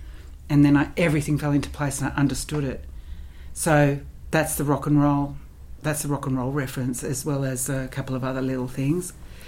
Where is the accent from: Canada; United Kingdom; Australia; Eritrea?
Australia; Canberra, Australian Capital Territory; moved away as an adult; So I left Canberra when I was 19, and I left because I wanted to go to drama school